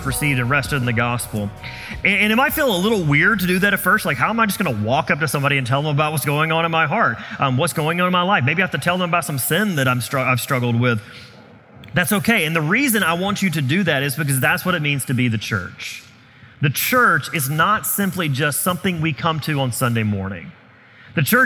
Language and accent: English; the South, United States; I grew up in the South where revivals were usually a week-long event